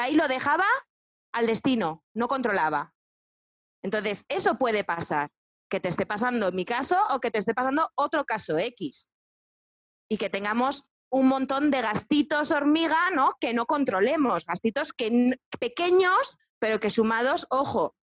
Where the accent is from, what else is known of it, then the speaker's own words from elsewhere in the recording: Spain; Yo soy una, española banderada, ¿no? Pero pero sí, porque amo España y amo todo lo que tenemos